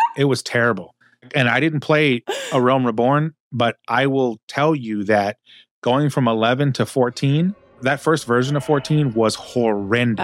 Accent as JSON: {"language": "English", "region": "Texas", "country": "United States", "tie": "born or raised there", "also_born_or_lived": "the South", "said": "grew up in Texas and spent some significant time in the South"}